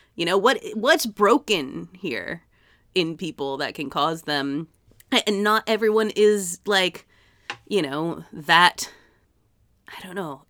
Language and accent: English; Massachusetts, United States; my hometown in Massachusetts